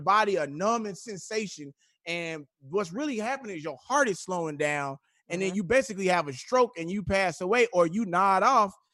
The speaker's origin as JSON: {"language": "English", "town": "Houston", "region": "Texas", "country": "United States", "said": "I'm from Houston"}